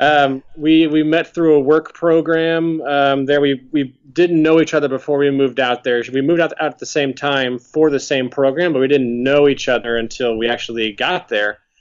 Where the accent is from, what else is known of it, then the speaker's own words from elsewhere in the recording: St. Louis, Missouri, United States; moved away as an adult; also born or lived in Las Vegas, Nevada / Dallas, Texas; now in Washington D.C., United States; I grew up in St. Louis, Missouri. Spent the first 20 ish years of my life there